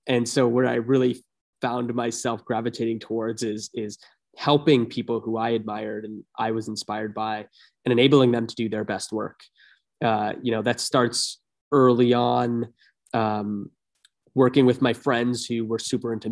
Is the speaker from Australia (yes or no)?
no; Toronto, Ontario, Canada; moved away as an adult; also born or lived in Bay Area; I was born and raised in Toronto, or a suburb of Toronto